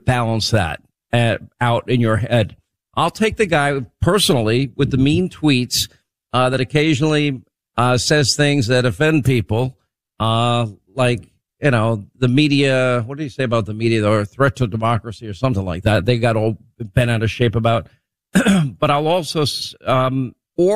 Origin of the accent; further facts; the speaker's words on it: New York, United States; I grew up in New York